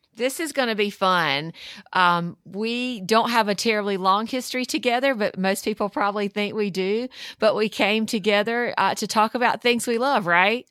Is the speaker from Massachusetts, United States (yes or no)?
no; North Carolina, United States; I grew up in North Carolina in the South, um, very traditional Southern household